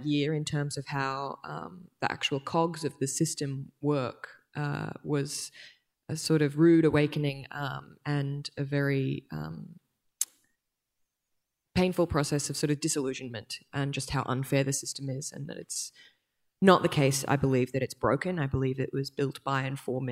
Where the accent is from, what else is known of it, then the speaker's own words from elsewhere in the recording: Brisbane, Queensland, Australia; now in Sydney, Australia; I was born and raised on Yagara and Turrbal land in Brisbane, and I now am delighted to live in Sydney